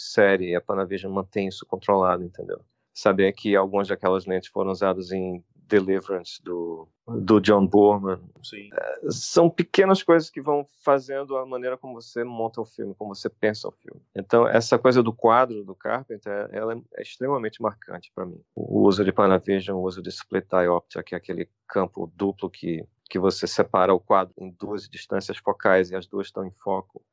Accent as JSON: {"language": "Portuguese", "country": "Brazil", "said": "nós somos brasileiros, somos artistas brasileiros"}